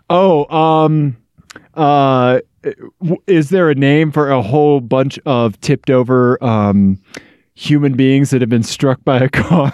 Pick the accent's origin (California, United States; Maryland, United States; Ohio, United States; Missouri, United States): Missouri, United States; moved away; Missouri, my home state